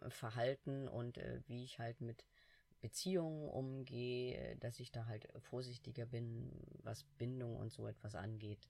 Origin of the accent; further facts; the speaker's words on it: Hamburg, Germany; ich als Hamburger